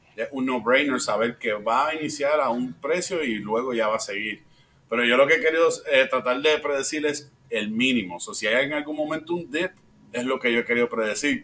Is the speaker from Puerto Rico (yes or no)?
yes; Puerto Rico; also born or lived in Florida; now in Midwest, United States; yo soy de Puerto Rico, so nací en Puerto Rico, eh, me mudé